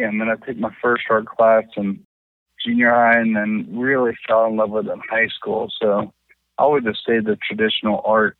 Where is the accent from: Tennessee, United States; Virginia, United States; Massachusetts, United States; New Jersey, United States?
Tennessee, United States; Hendersonville; Yeah, Hendersonville, Tennessee.